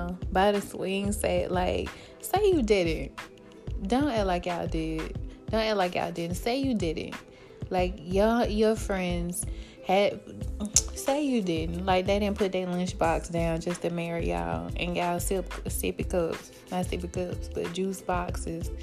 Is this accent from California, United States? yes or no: no; Birmingham, Alabama, United States; I'm from Birmingham, so I remember 95.7 jams